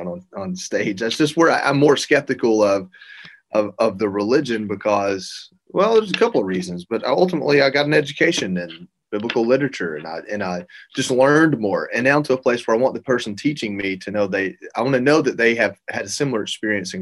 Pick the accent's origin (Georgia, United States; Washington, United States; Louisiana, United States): Georgia, United States; I'm from Georgia